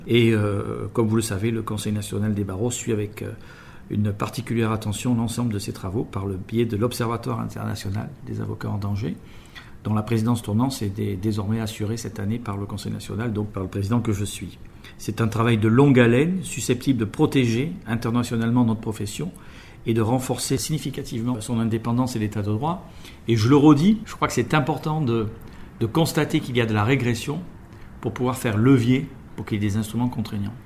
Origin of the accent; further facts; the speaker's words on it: France; chez nous en France